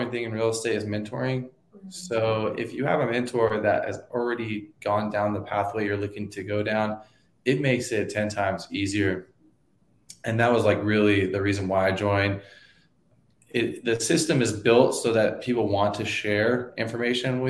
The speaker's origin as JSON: {"language": "English", "town": "Stockton", "region": "California", "country": "United States", "moved": "as an adult", "lives_now": "San Diego, United States", "said": "I'm from Northern California originally, just south of Sacramento, town called Stockton."}